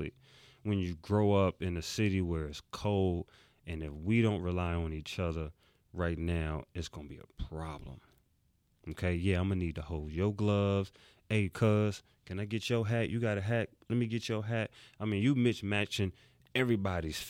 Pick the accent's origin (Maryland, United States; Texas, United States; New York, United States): New York, United States; New York City; I'm from New York City. And I grew up where you had to have on that winter coat